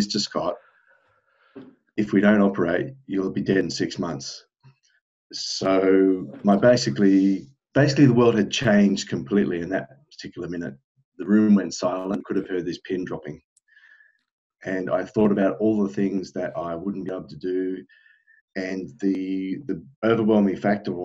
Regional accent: Australia; moved away as an adult; now in South Korea; I'm from Australia originally, and I'm currently residing in South Korea. And I've been here for at least 10 years now.

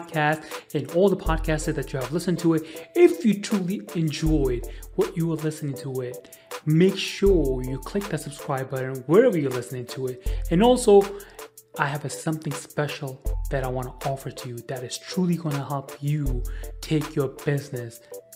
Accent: New York, United States; I'm from New York

